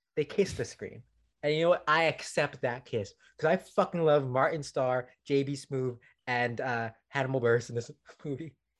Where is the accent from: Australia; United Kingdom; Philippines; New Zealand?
Philippines; as a Filipino